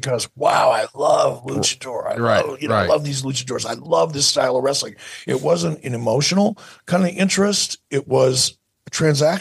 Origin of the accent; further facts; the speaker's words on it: Detroit, Michigan, United States; moved away; also born or lived in Pittsburgh / Montana; when I was a kid growing up in Detroit.